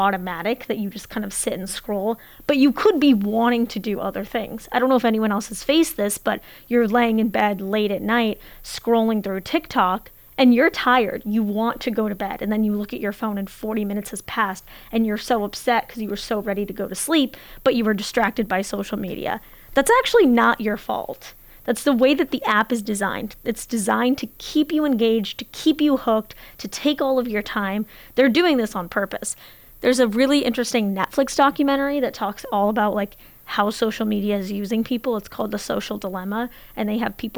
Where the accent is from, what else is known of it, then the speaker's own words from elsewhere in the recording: Portland, Oregon, United States; I'm from Portland, Oregon